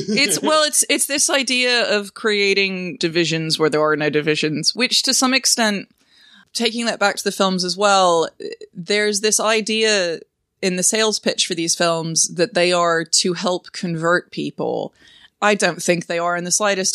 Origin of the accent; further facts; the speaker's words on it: the American South, United States; I grew up in the American South